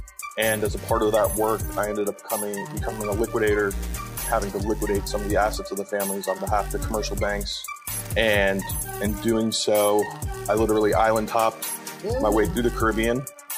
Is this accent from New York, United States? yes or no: no; Atlanta, Georgia, United States; moved away as an adult; also born or lived in Louisiana; now in Georgetown, Guyana; I'm originally from Atlanta, Georgia. That's where my family's based. And over the past 4 years, I've been living and working almost full-time down in Georgetown, Guyana, in South America.